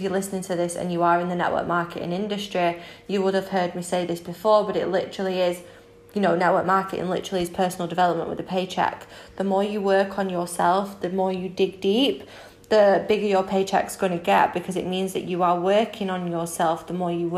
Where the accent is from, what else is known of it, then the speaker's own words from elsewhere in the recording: Manchester, North West England, United Kingdom; moved away as an adult; now in Spain; I am 24 from Manchester in the UK but currently in Spain as I just brought my dream property out here.